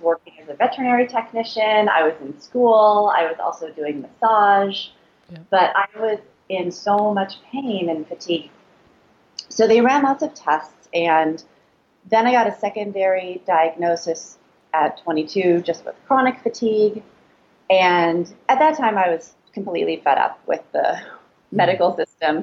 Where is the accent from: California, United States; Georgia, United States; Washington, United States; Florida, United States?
California, United States; Los Angeles; So I I'm from California. I grew up in Los Angeles